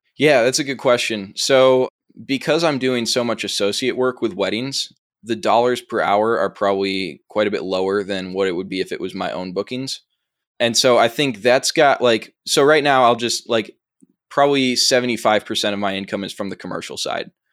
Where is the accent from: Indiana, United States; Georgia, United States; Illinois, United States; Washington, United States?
Illinois, United States; Chicago; accent: Chicago; I'm from the suburbs of Chicago